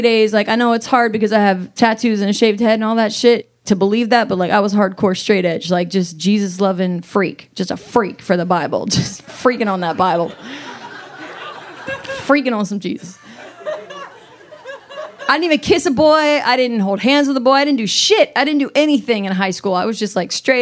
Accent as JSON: {"language": "English", "town": "Virginia Beach", "region": "Virginia", "country": "United States", "tie": "born or raised there", "said": "I grew up in Virginia Beach, Virginia, and I had conservative parents"}